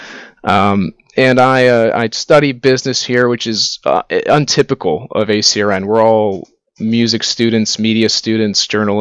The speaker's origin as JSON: {"language": "English", "town": "Dublin", "region": "Ohio", "country": "United States", "tie": "born or raised there", "lives_now": "Athens, United States", "said": "I grew up in Dublin, Ohio, just outside of Columbus"}